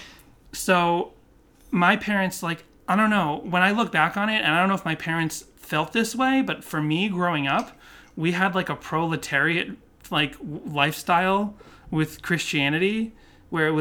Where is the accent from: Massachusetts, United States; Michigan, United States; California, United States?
Massachusetts, United States; Boston; My parents used to take us to a Baptist church, but we grew up in Boston